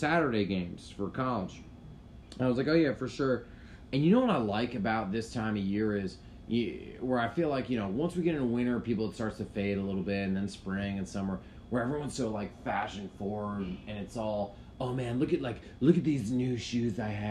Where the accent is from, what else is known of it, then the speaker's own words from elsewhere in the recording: New Hampshire, United States; I lived in New Hampshire